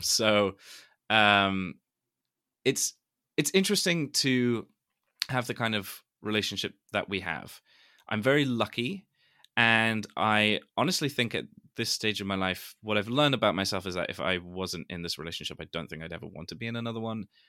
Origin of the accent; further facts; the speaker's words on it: London, United Kingdom; I am from London